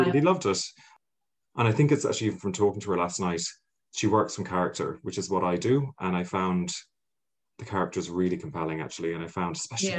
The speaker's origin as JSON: {"language": "English", "country": "Ireland", "said": "I'm such an Irish person."}